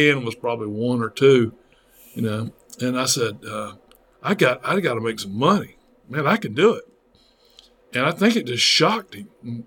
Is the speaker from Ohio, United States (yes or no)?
no; Greenville, South Carolina, United States; also born or lived in Nashville, Tennessee; Greenville, South Carolina, my hometown.